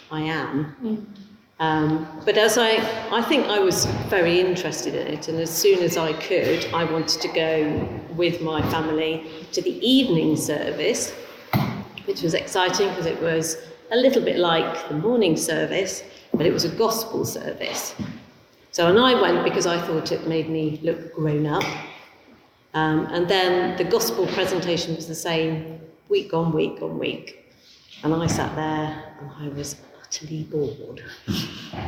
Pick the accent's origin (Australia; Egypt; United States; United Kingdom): United Kingdom; Leicester, East Midlands; I was actually born in Leicester